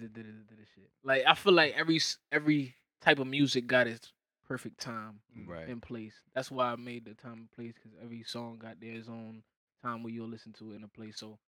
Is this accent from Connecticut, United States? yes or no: yes; Connecticut, United States; I'm from Connecticut.